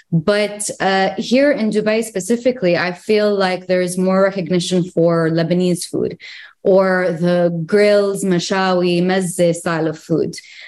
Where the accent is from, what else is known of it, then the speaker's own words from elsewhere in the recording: Greece; born there; also born or lived in Jordan / United Arab Emirates / Egypt; So I actually lived in Jordan for only a couple of years. But I lived in the UAE. I was born in Greece. I lived in Egypt. So I feel like I partially identify as Egyptian to some point.